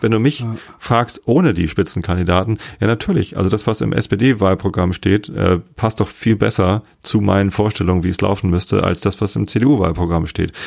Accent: Wistedt, Lower Saxony, Germany; ich bin hier aufgewachsen, also ein paar Leute kannten mich schon noch. Aus Wistit, aus meiner, äh, wo ich aufgewachsen bin

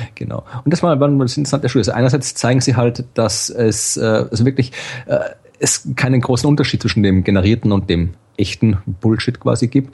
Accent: Krems, Lower Austria, Austria; now in Jena, Germany; in, in Krems, also quasi wo aus ja. Österreich, wo ich herkomme

